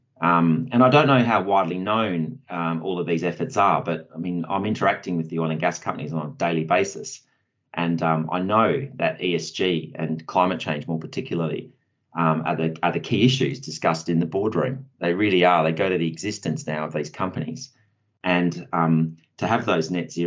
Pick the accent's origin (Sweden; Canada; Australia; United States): Australia; Perth, Western Australia; I'm originally from Perth myself, and where I started my career